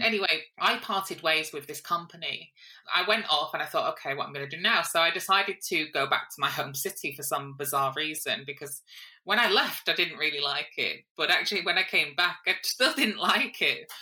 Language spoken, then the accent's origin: English; Hull, Yorkshire and the Humber, United Kingdom; born or raised there; moved away as an adult; also born or lived in Manchester